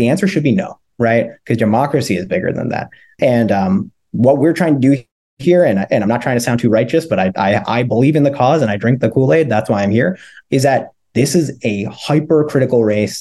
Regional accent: Montgomery County, Pennsylvania, United States; where I grew up in Montgomery County

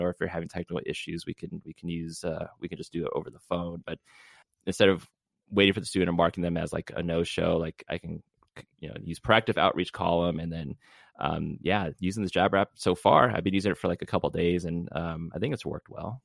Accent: Southern California, United States; being from Southern California, where it's usually mostly seventies on a cold day

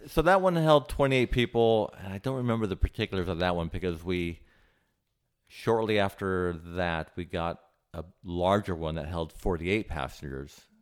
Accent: Santa Barbara, California, United States; moved away as an adult; also born or lived in Hawaii / Cayman Islands; now in Cleveland, United States; I grew up in Santa Barbara, California

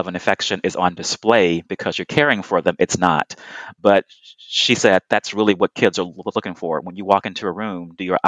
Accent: Houston, Texas, United States; I was born and raised in Houston, Texas

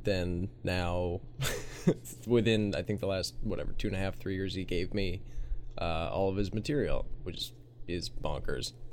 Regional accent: Minnesota, United States; growing up in Minnesota

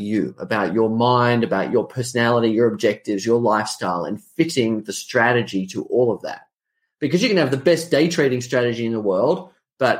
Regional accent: Australia; accent: Australian; I'm an Australian. You can probably tell from the accent.

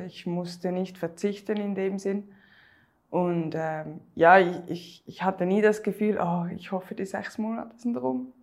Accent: Switzerland; wie man hört, ich komme aus der Schweiz

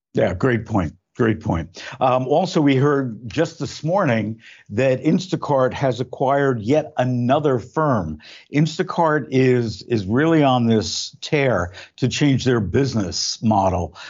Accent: Belleville, New Jersey, United States; now in Southern California, United States; I grew up in Belleville, New Jersey

